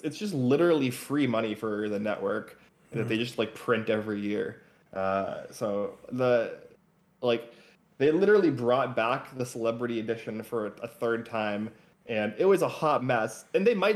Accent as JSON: {"language": "English", "country": "United States", "said": "me as an American"}